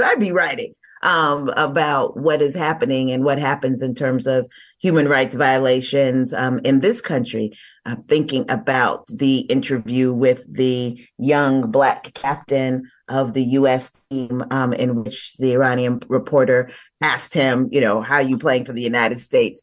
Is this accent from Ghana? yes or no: yes; Ghana; now in Los Angeles, United States; I'm from Ghana originally